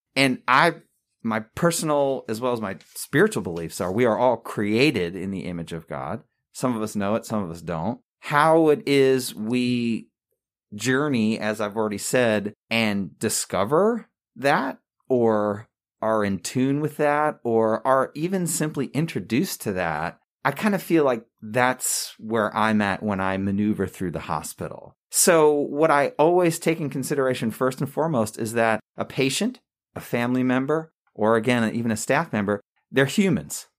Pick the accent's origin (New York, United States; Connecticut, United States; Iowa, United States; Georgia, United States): New York, United States; Long Island; moved away as an adult; also born or lived in Campbell University, North Carolina; now in High Point, United States; I was born and raised in Long Island, New York